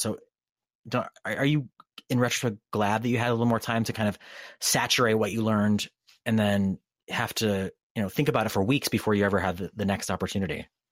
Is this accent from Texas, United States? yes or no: no; Durham, Connecticut, United States; moved away as an adult; now in California, United States; I grew up in Durham, Connecticut